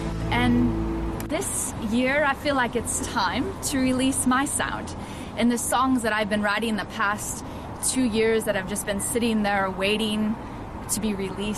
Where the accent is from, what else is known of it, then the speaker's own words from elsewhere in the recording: United States; moved away as an adult; now in Bergen, Norway; Hey everyone, this is … here in Bergen, Norway. And I'm from America, but I've been living here in Norway for about 3.5 years now.